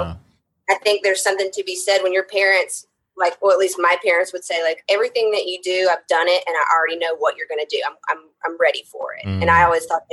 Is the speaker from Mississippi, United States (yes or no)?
yes; Southaven, Mississippi, United States; moved away as an adult; also born or lived in Memphis, Tennessee; now in Portland, United States; I am originally from Memphis, or actually South Haven, Mississippi